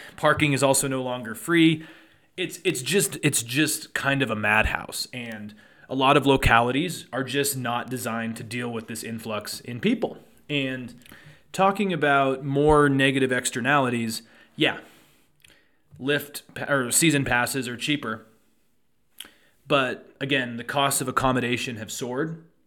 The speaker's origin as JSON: {"language": "English", "town": "Truckee", "region": "California", "country": "United States", "tie": "born or raised there", "said": "I grew up in Truckee"}